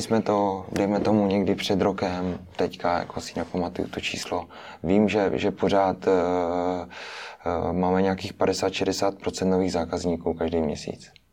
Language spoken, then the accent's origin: Czech; Moravian-Silesian Region, Czechia; jsme eh, z Moravskoslezského kraje, takže my jsme, my jsme, my jsme dojížděli do školy